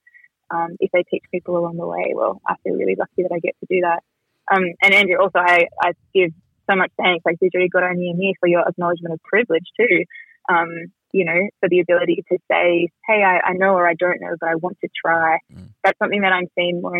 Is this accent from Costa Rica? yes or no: no; Gundungurra country, New South Wales, Australia; being a kid growing up on Gunungurra country